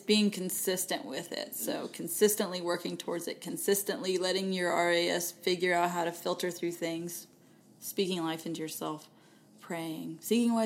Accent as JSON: {"language": "English", "region": "Texas", "country": "United States", "accent": "Texan", "said": "I just use Texan when I speak French"}